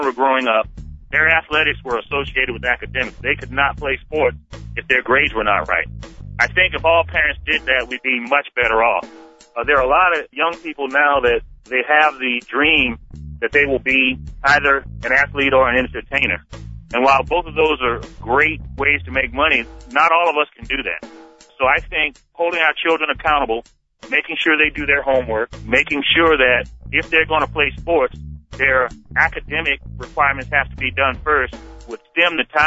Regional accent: Savannah, Georgia, United States; I was born in Savannah, Georgia, to a family that was underprivileged.

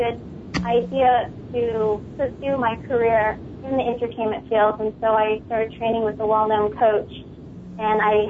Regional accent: Long Island, New York, United States; also born or lived in Philippines; I grew up in Long Island, New York.

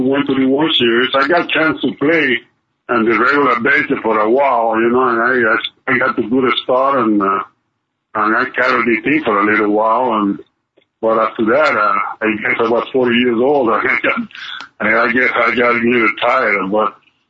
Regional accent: Cuba; moved away as an adult; I grew up in Cuba

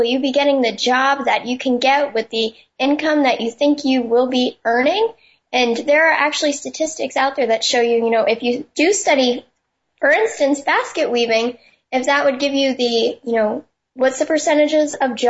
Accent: New Hampshire, United States; I'm from New Hampshire, which is the first of the nation primary state.

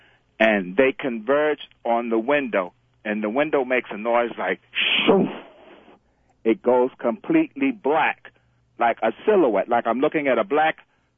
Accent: Bronx, New York, United States; I'm originally from the Bronx.

